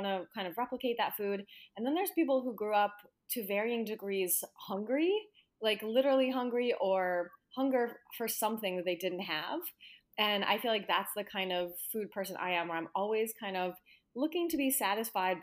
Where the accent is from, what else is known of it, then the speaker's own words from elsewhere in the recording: Arizona, United States; I'm from Arizona.